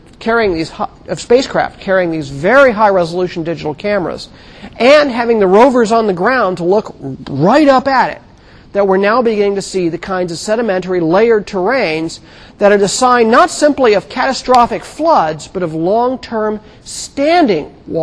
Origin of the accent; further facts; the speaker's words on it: California, United States; The deserts I grew up in California